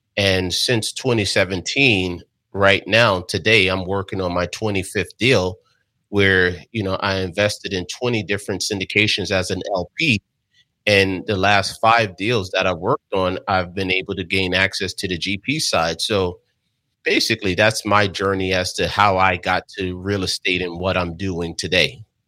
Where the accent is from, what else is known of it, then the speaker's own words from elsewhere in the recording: Jersey City, New Jersey, United States; growing up in Jersey City, New Jersey